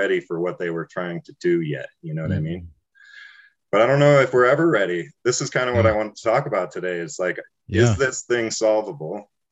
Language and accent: English; Taos, New Mexico, United States; as a young person, like growing up in Taos, I was a child of hippies